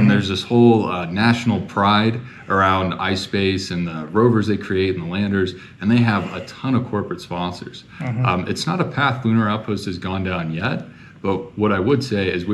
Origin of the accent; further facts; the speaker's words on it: Houston, Texas, United States; I grew up in Houston